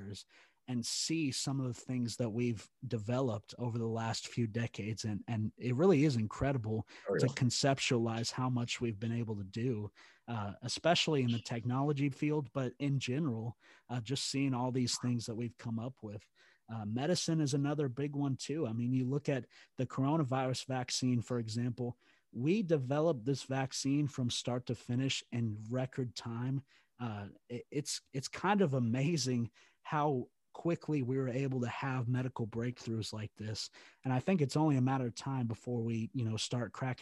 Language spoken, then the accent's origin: English; Texas, United States; being from Texas, obviously that's just a cultural norm. That's something we do here